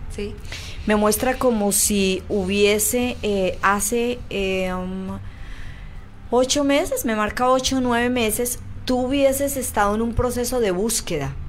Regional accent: Colombia; now in Chile; en mi país, en Colombia, se llama jabón rey

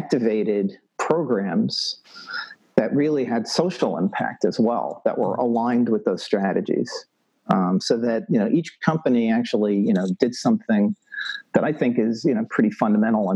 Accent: New York City, New York, United States; moved away; I'm originally from New York City, so I have no farming background, zero.

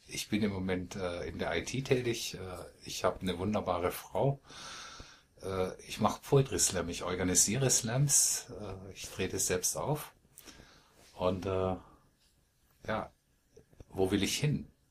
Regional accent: Malsch, Baden-Württemberg, Germany; ich wohne in dem Dorf, in dem ich geboren wurde. Ich komme aus Malsch, südlich von Karlsruhe.

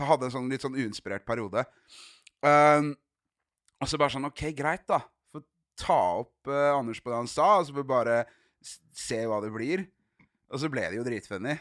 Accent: Arendal, Agder, Norway; hjemme i Arendal

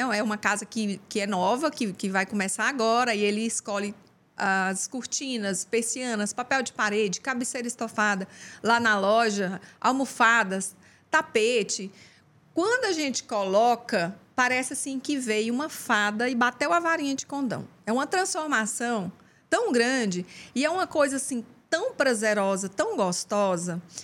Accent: Uberlândia, Minas Gerais, Brazil; moved away as an adult; also born or lived in Goiás; now in Teresina, Brazil; Eu, eu sou goiana, mas eu vivi a vida toda em Uberlândia, Minas Gerais

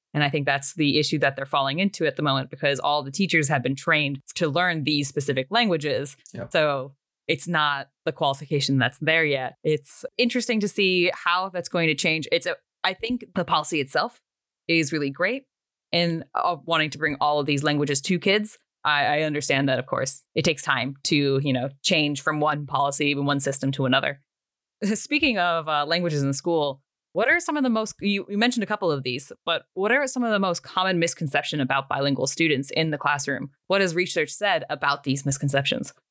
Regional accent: United States; I consider myself to be American.

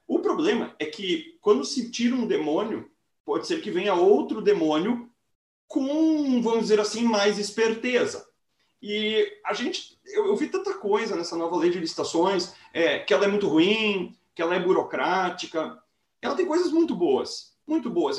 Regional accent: interior of Rio Grande do Sul, Brazil; sou uma pessoa que sou do interior do Rio Grande do Sul

